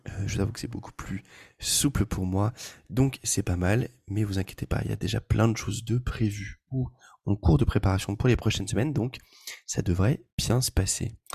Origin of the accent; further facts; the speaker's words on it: Le Mans, Pays de la Loire, France; moved away as an adult; now in Paris, France; moi je suis du Mans, je suis originaire du Mans